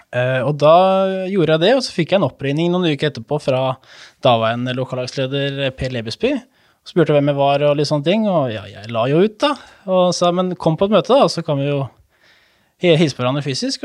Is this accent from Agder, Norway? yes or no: no; Hvaler, Østfold, Norway; moved away as an adult; now in Fredrikstad, Norway; Jeg er jo såkalt hvalgutt, som man sier